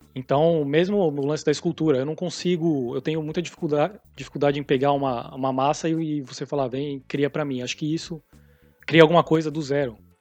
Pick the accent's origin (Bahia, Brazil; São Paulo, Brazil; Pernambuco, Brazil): São Paulo, Brazil; moved away as an adult; also born or lived in Canada / San Diego, California; now in California, United States; sou de São Paulo